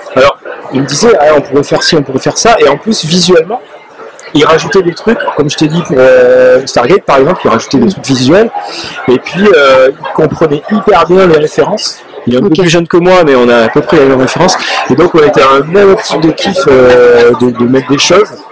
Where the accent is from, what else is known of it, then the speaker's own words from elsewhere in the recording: France; moi en tant que Français